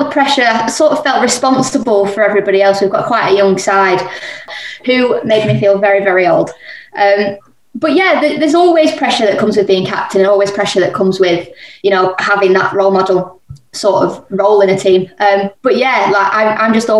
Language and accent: English; Manchester, North West England, United Kingdom; I'm from Manchester